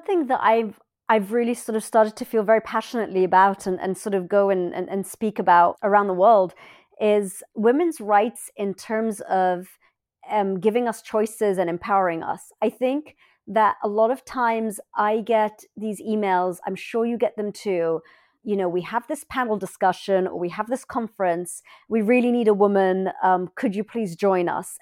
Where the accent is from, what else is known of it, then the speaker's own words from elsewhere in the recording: London, United Kingdom; moved away as an adult; I was born in London. My parents are Egyptian, and I lived in this really beautiful house